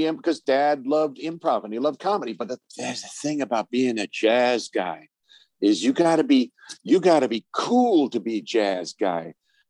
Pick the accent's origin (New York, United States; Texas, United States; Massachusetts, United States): New York, United States; Forest Hills; also born or lived in Manhattan / Bronx / Brooklyn; Yeah, Forest Hills. I was born in Doctor's Hospital in Manhattan because that's where Mom wanted to go, and then we moved from the Bronx to Brooklyn, then to Queens.